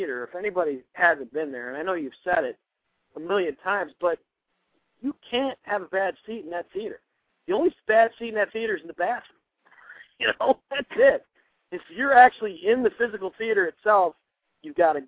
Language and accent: English; New York, United States; I'm from the Empire State of New York